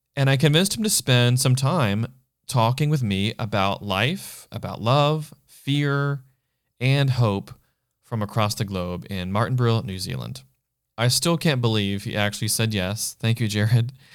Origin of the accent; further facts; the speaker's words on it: United States; now in Los Angeles, United States; I'm one American City Boy